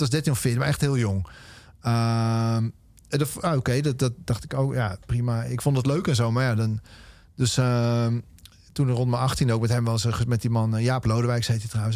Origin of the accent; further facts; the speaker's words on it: Amersfoort, Utrecht, Netherlands; opgegroeid in Amersfoort